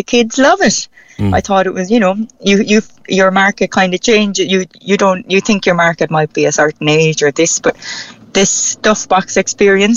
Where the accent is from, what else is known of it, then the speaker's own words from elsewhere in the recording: Cork, Munster, Ireland; accent: Cork; I keep my own Cork accent